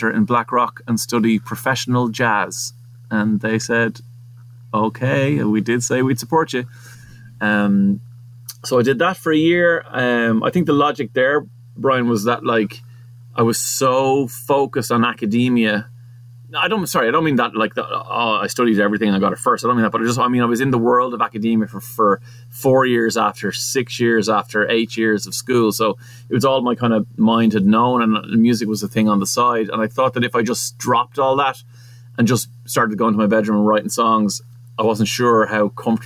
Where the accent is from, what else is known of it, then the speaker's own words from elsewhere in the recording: Portmarnock, Leinster, Ireland; I was from Portmarnock